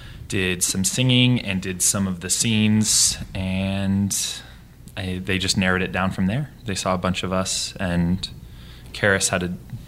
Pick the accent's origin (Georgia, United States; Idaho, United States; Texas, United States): Idaho, United States; Boise; now in New York City, United States; And I grew up in Boise, Idaho, but I live in New York City as well.